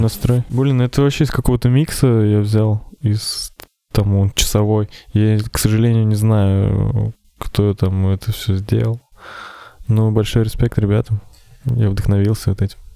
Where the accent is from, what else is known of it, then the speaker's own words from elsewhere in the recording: Ufa, Bashkortostan, Russia; я тоже из Уфы, как и Макс